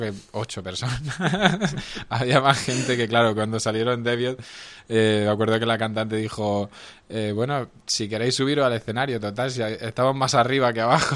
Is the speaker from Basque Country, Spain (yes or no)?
no; Roquetas de Mar, Andalusia, Spain; mi pueblo, a Roquetas de Mar, allí en Almería